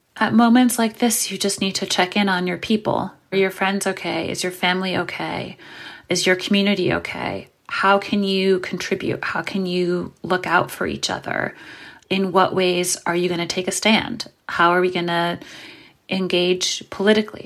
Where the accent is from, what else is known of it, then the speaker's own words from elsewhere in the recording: New York City, New York, United States; I'm from New York City, and I grew up in Brooklyn in the eighties